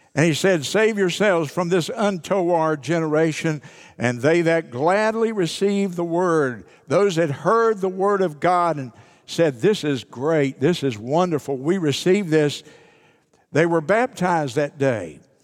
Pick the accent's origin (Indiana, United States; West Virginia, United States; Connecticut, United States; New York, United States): West Virginia, United States; southeastern; I was born in West Virginia, southeastern West Virginia, on a little ten-acre farm